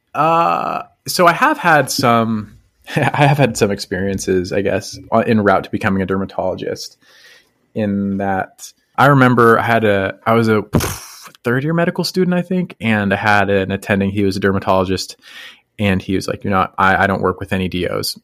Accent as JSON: {"language": "English", "region": "Colorado", "country": "United States", "tie": "born or raised there", "moved": "as an adult", "said": "I grew up in Colorado"}